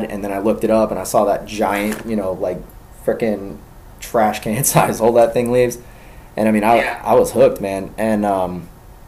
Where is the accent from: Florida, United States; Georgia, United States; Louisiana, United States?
Georgia, United States; Gwinnett County; also born or lived in Covington area, Georgia; I grew up in Gwinnett. So it might as well be the city